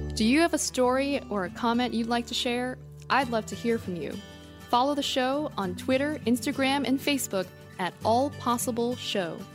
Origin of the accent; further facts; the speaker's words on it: New York, United States; I'm a New Yorker